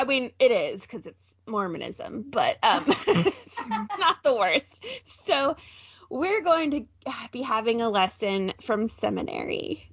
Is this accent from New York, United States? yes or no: no; Utah, United States; I grew up in Utah County, and I went to seminary during my school day because that's how saturated Mormonism is there.